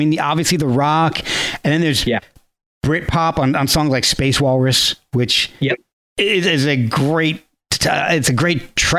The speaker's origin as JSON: {"language": "English", "region": "New Jersey", "country": "United States", "tie": "born or raised there", "said": "But if anybody in my school, I grew up in New Jersey, and anybody, I was a metalhead."}